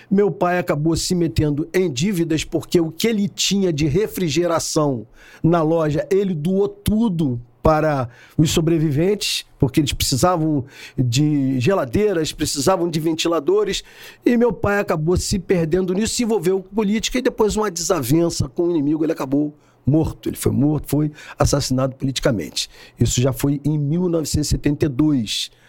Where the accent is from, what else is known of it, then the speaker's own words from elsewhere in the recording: São Gonçalo, Rio de Janeiro, Brazil; eu sou de São Gonçalo, sou um filho de São Gonçalo, nasci em 1958.